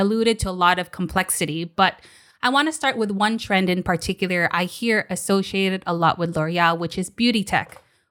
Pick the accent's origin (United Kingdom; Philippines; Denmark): Philippines; I'm from the Philippines where there's a lot of problems